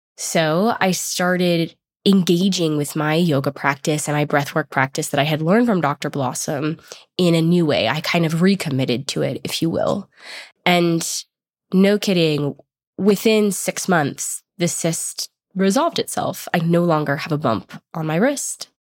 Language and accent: English; Boulder, Colorado, United States; I grew up in Boulder, which is a hippie town in Colorado